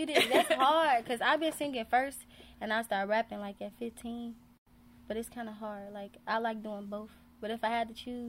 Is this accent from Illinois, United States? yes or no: yes; Chicago, Illinois, United States; from Chicago, the South Side, low end or no end.